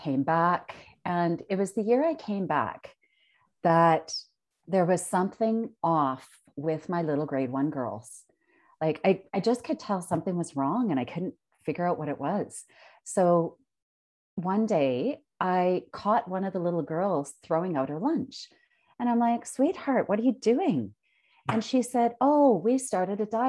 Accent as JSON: {"language": "English", "town": "Consort", "region": "Alberta", "country": "Canada", "tie": "born or raised there", "said": "I grew up in Concert, Alberta"}